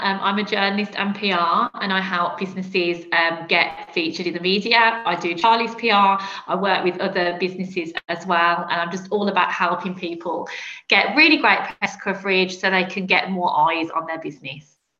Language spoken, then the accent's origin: English; Birmingham, West Midlands, United Kingdom; I'm not from London, as you can probably hear from my accent. I'm from Birmingham